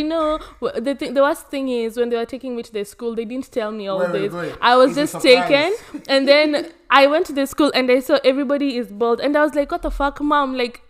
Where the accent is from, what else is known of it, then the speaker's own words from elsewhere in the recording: Kenya; moved away as an adult; now in Australia; I came to Australia in 2017. And you know, when I was coming from Kenya